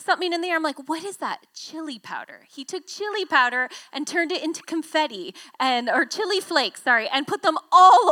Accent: Victoria, British Columbia, Canada; I grew up in Victoria.

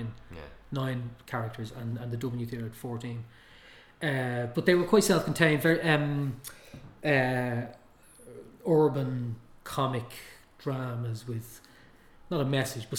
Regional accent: Tallaght, Leinster, Ireland; growing up in Talla, where we had English channels.

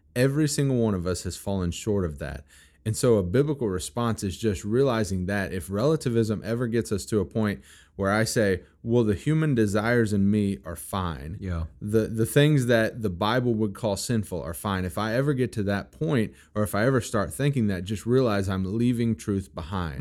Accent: Missouri, United States; also born or lived in Kentucky; I am from Missouri, and I love my Missouri

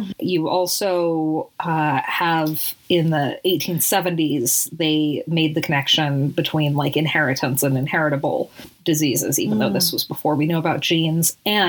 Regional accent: Salt Lake City, Utah, United States; where I grew up in Salt Lake City

